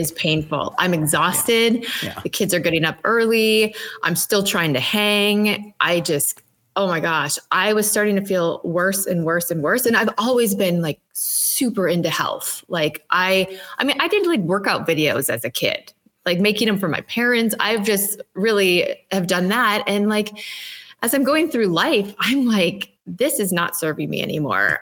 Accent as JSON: {"language": "English", "region": "Minnesota", "country": "United States", "said": "I'm from Minnesota."}